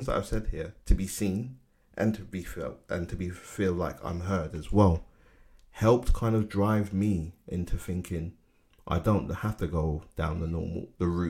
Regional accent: London, United Kingdom; I grew up in Bermondsey, and around that time it was really rough

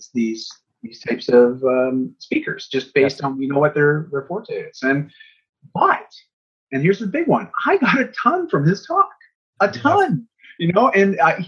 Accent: Canada; I'm from Canada

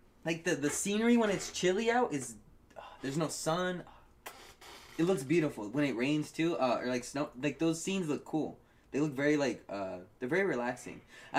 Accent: Southern California, United States; We're from Southern California.

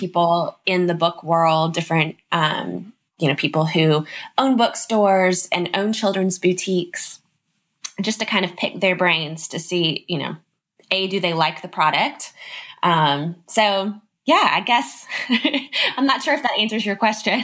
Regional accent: Nashville, Tennessee, United States; also born or lived in Los Angeles; I'm in Nashville, Tennessee. I was born in Los Angeles, um, but my dad's in the music business. So it brought us to Nashville when I was 18 months old. So nice. Nashville is home.

